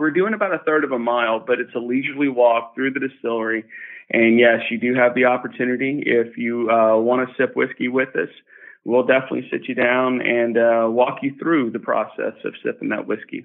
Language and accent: English; Lynchburg, Tennessee, United States; I grew up here in Lynchburg, Tennessee